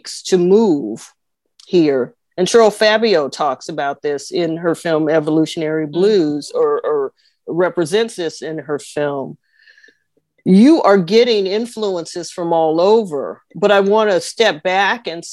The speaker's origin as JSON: {"language": "English", "town": "Oakland", "region": "California", "country": "United States", "tie": "born or raised there", "said": "kids growing up in Oakland"}